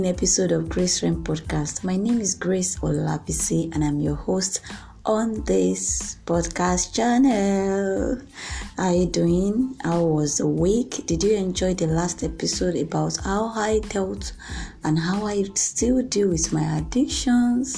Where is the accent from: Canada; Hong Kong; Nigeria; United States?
Nigeria; from Nigeria, my home country